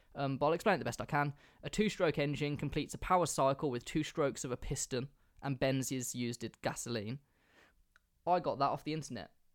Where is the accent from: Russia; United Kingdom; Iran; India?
United Kingdom; England; I'm English